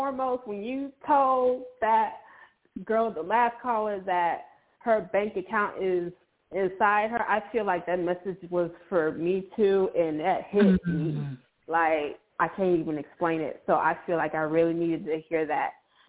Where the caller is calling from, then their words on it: Fort Worth, Texas, United States; I'm calling from Texas.